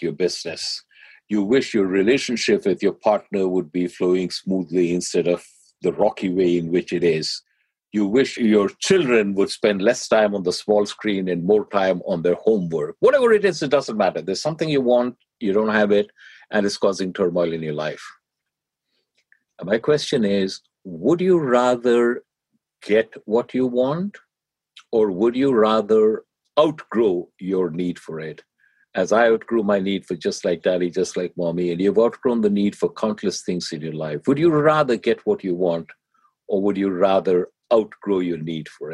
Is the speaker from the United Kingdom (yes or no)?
no; India; now in United States; I grew up in India